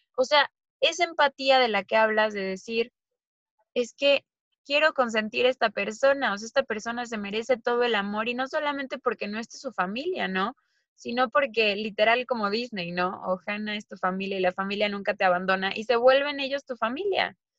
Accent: Mexico; moved away; nosotras somos mexicanas

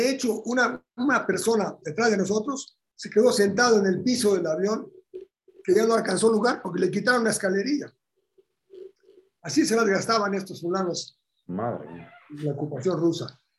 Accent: Bulgaria; born there; moved away; yo nací en Bulgaria. Y me habla en búlgaro.

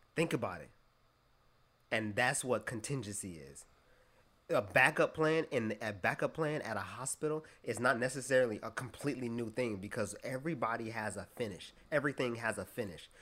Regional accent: Fayetteville, North Carolina, United States; also born or lived in Chicago, Illinois; I was born in Chicago, and uh, I was raised in Fayetteville, North Carolina

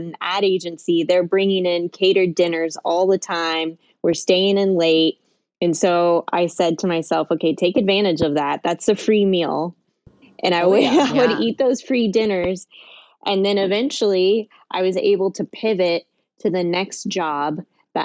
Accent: Kansas City, United States; I'm a Midwest millennial. I grew up in Kansas City

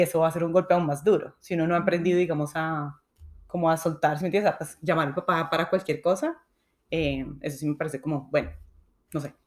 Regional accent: Colombia; now in United States; yo desafortunadamente no tengo a mis papás acá, ellos sí están en Colombia y sí me hacen mucha falta

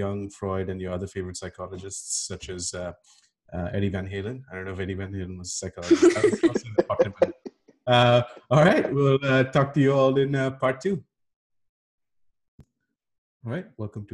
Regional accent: India; As an Indian kid

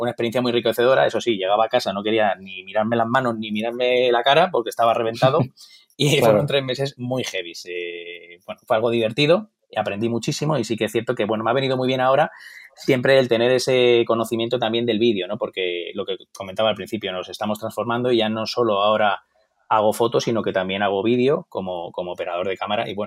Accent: Torrejón de Ardoz, Community of Madrid, Spain; also born or lived in Stuttgart, Germany; yo nací un poquito lejos, nací en Alemania, eh, fue algo un poquito así puntual, por así decirlo. Bueno, mis padres estaban ahí trabajando y, bueno, nací justo ahí, eh, en Stuttgart, que es una, es una ciudad que luego ha tenido mucha historia, parece que no, pero en mi vida como tal. Eh, estudié en Torrejón

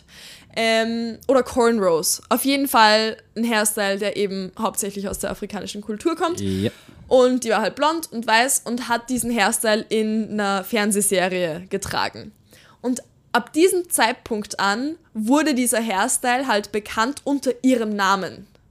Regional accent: Austria; Wir sind ganz gerade so in Österreich, wir sind am Land aufgewachsen

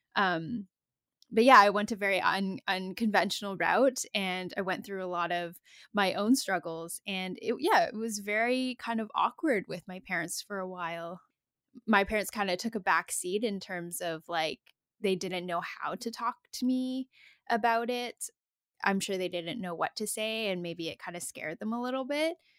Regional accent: Comox Valley, Vancouver Island, British Columbia, Canada; also born or lived in Calgary, Alberta; I was born in Calgary and then I moved to Vancouver Island when I was a small kid

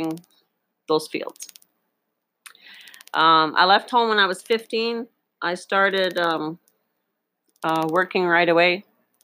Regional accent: Northern Ontario, Canada; also born or lived in Boquete, Panama; now in Panama; When I grew up in Northern Ontario, Canada

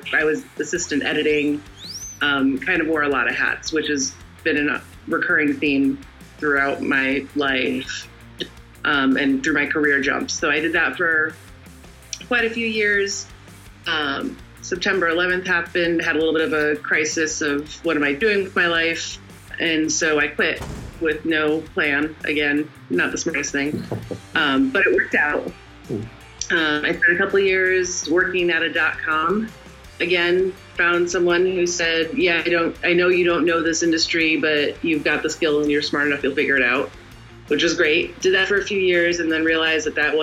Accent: Connecticut, United States; I was born in the U.S. in Connecticut. Grew up there.

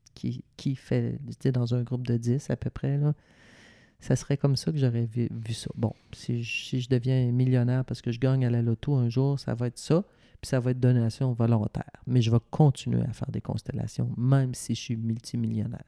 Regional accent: Ville-Marie, Quebec, Canada; also born or lived in Sainte-Adèle; à Ville-Marie dans mon village natal

